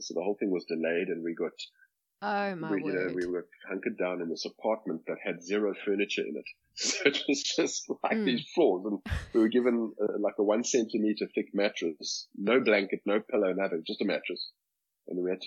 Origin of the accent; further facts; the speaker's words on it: Cape Town, Western Cape, South Africa; I grew up in Cape Town, born and bred in Cape Town.